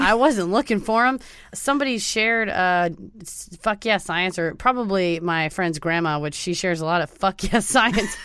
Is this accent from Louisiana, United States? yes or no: no; Mesquite, Texas, United States; I'm from Mesquite, Garland and Mesquite are next door